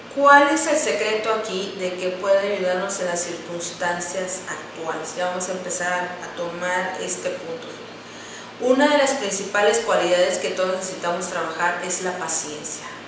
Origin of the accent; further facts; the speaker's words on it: Mexico; nosotros como los mexicanos